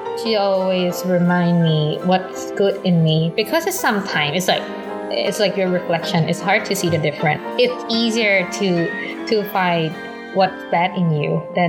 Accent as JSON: {"language": "English", "country": "Thailand", "moved": "as an adult", "said": "I'm from Thailand, studying master degree at Academy of Art."}